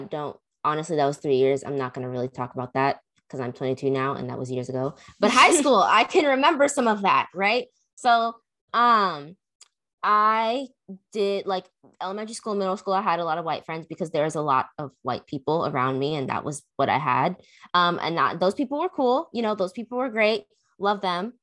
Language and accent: English; McDonough, Georgia, United States; I grew up in McDonough